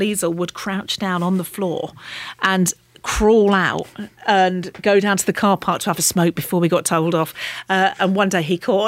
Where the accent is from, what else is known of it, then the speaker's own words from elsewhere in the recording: the Fens, East of England, United Kingdom; accent: Fen; I'm from the Fens. You know, we speak as we find there